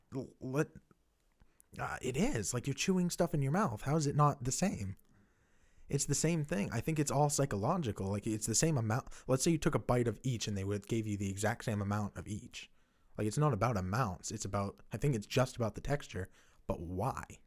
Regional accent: upper New England, United States; we're from New, New Hampshire, Maine. We're from upper New England.

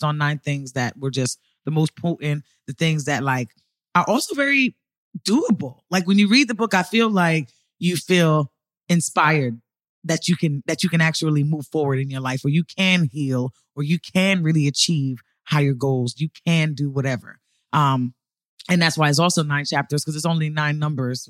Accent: New York City, New York, United States; moved away as an adult; I'm from New York City, born and raised. I moved here 7 years ago

